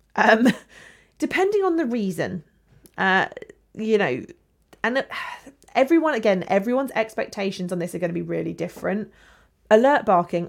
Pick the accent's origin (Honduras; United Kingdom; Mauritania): United Kingdom; England; we're English.